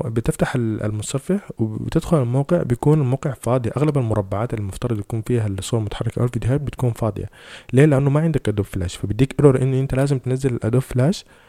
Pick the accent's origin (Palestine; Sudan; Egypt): Sudan; فاحنا عندنا في السودان